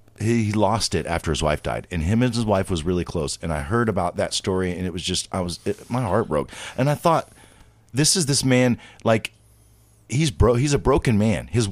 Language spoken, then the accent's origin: English; Ohio, United States; also born or lived in Maryland; I am not a native necessarily Ohioan because I was born in Maryland, but I both of my parents are from Ohio. My dad's from Zanesville. My mom is from Stovertown. You know, my mom is from Newcomerstown, and so I am. This is where I was pretty much raised.